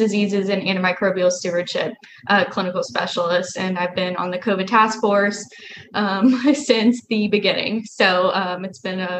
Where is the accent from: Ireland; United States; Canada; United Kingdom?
United States; Lafayette, Louisiana; moved away; also born or lived in New Orleans / Orlando; I did my undergrad at UL in Lafayette, Louisiana, my hometown